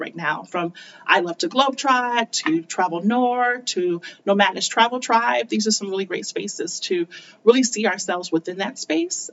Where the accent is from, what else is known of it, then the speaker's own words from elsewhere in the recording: United States; accent: North American; also born or lived in South Korea; having that blue passport, having this North American accent.